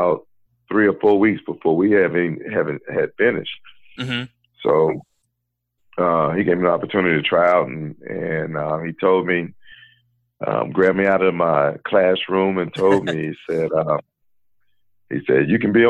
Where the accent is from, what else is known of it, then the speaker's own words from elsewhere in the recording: Gastonia, North Carolina, United States; my hometown Gastonia